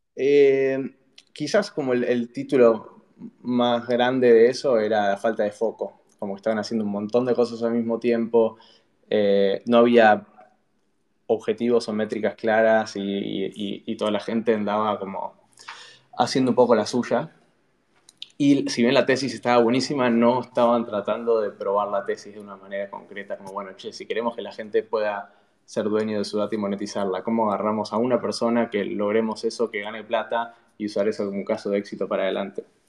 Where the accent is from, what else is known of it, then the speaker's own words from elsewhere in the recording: Buenos Aires, Argentina; moved away as an adult; also born or lived in San Francisco; yo nací en Buenos Aires, en Capital, eh, hice primaria, secundaria, ahí